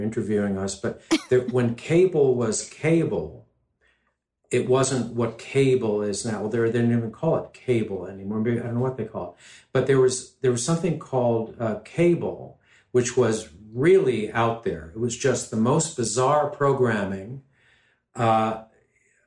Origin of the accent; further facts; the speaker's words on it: New York City, New York, United States; also born or lived in London; I grew up in New York City, going back and forth between New York City and London with my family.